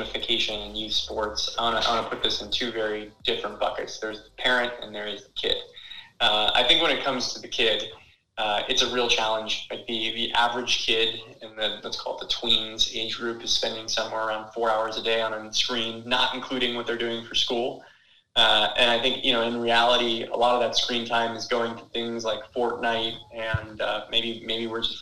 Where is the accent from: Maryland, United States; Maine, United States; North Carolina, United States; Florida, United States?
Florida, United States; growing up in Florida